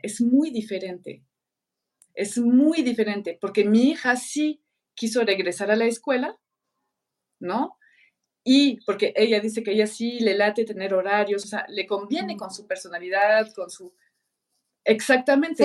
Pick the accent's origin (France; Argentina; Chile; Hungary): France; Spanish is a second language; moved away as an adult; now in Mexico; yo en Francia crecí